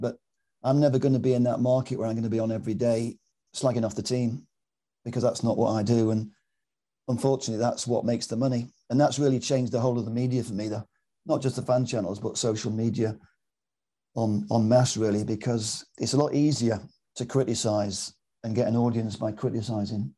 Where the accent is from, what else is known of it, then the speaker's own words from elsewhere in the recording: Manchester, North West England, United Kingdom; I'm a Mancunian Malteser because my mum's from Malta